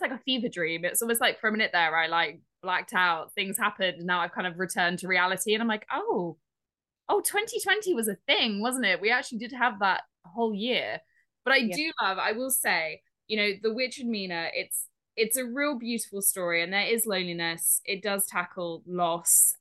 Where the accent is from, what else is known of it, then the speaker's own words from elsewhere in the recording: Dorset, South West England, United Kingdom; I grew up in Dorset